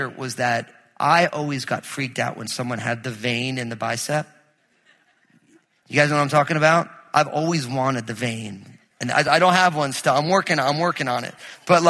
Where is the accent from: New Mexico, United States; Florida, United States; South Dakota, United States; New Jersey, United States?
New Jersey, United States; I grew up in New Jersey